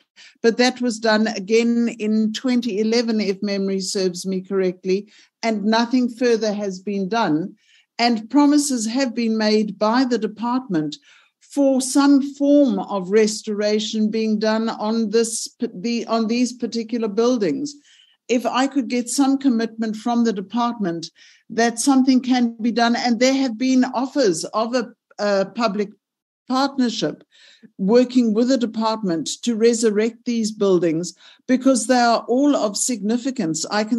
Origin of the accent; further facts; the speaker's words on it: Gauteng, South Africa; I am from Gauteng